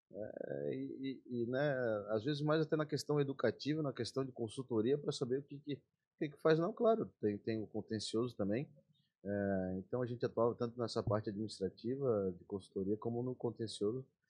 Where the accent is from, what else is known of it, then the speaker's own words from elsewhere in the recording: Florianópolis, Santa Catarina, Brazil; also born or lived in Brasília; eu nasci em Brasília, e com um ano de idade, quando Pedro Ivo, é, ganhou o governo do estado, é, sendo vice, o Cassius Maldonado, a gente veio pra Floripa.